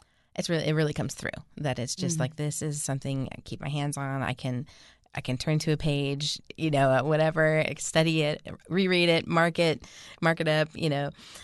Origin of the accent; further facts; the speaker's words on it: Pacific Northwest, United States; I'm from the Northwest, so I'm like, Bellevue.